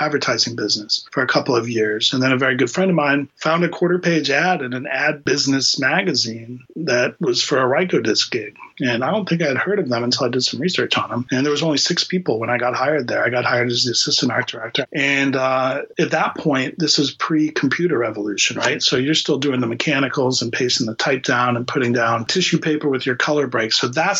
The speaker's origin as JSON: {"language": "English", "town": "Miami", "region": "Florida", "country": "United States", "tie": "born or raised there", "also_born_or_lived": "Boston, Massachusetts", "moved": "as an adult", "said": "I was born and raised in Miami, Florida. I came to Boston to go to Boston University."}